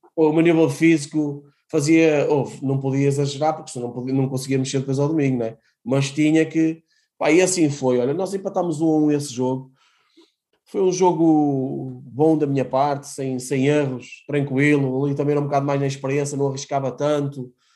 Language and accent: Portuguese; Matosinhos, Norte, Portugal; eu de Matosinhos, não é? Uh, leixonense, a realidade é esta, não tenho que, nunca, nunca fugi em dizer que era de Leixões, que é o clube da minha terra